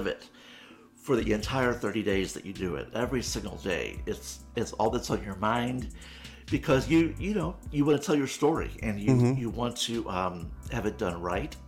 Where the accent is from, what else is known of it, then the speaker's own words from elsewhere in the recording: St. Louis, Missouri, United States; having grown up in St. Louis, which is a very Irish Catholic community